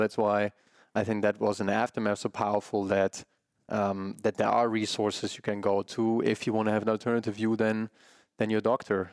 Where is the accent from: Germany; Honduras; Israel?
Germany; my parents coming from Germany, growing up in Germany, um, a big meat household